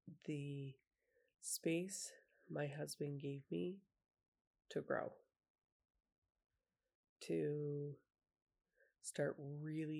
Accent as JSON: {"language": "English", "region": "Utah", "country": "United States", "tie": "born or raised there", "said": "I grew up in Utah, and that's pretty big for hunting"}